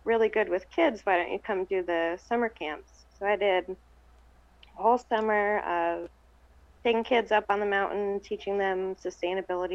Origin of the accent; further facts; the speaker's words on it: Trout Lake, Washington, United States; I try to not tell people where I'm from because I don't want it to get destroyed